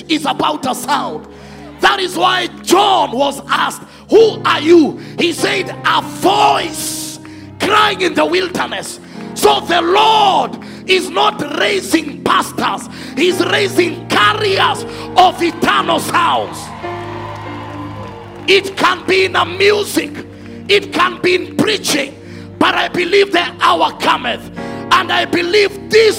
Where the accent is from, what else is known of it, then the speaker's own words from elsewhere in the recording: Narok, Narok County, Kenya; moved away; also born or lived in Samburu / Nairobi; I was born in Samburu, raised in Narok, and came to Nairobi because of studies.